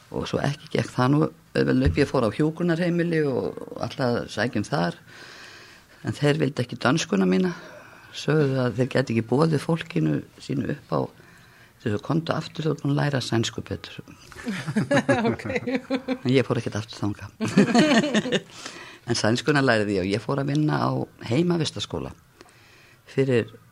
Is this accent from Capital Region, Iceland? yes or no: yes; Reykjavík, Capital Region, Iceland; ég er svona fættin í Reykjavík árið 1957, ólst upp í Þingoltunum og Laugásveginum